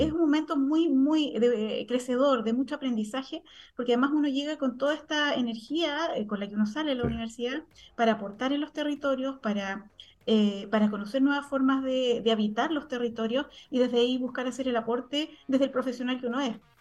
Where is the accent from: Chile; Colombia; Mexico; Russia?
Chile; Santiago, Santiago Metropolitan Region; moved away as an adult; also born or lived in Tarapacá Region; yo como santiaguina